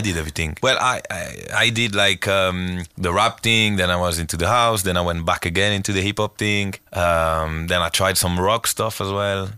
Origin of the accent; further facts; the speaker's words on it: Marseille, Provence-Alpes-Côte d'Azur, France; English is a second language; moved away as an adult; now in Lisbon, Portugal; I go to Marseille. I go to my hometown on Wednesday